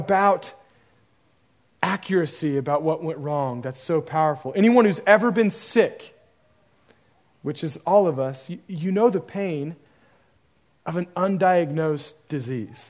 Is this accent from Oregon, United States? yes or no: yes; Oregon, United States; I grew up in Oregon, where the liberalism and humanism story was pretty rampant